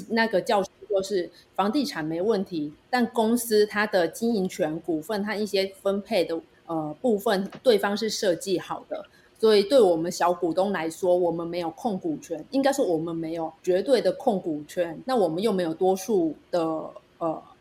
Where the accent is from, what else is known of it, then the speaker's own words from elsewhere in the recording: Penghu County, Taiwan; 我是从澎湖来的，住在海边